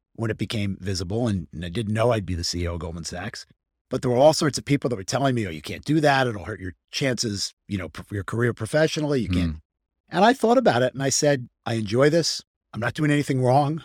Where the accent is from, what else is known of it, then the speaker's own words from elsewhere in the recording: Hartsdale, New York, United States; I grew up outside of New York City. I okay. grew up in, in, in, in, a town called Hartsdale, New York, outside sure. of New York City.